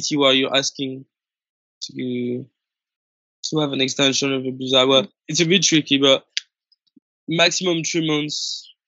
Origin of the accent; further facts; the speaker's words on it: Paris, Île-de-France, France; English is a second language; I'm from Paris